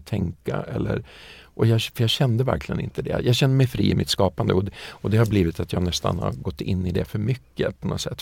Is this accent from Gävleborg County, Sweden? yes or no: no; Västerås, Västmanland, Sweden; Alltså jag kommer från Västerås och en liten villastad utanför, eller villaby eller vad man ska säga, utanför Västerås som heter Hökåsen